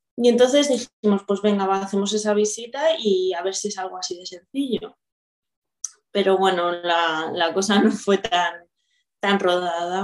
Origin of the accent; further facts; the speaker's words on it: Viladecans, Catalonia, Spain; soy de Barcelona, bueno, de una ciudad del área metropolitana de Viladecans. Además, muy, muy de Viladecans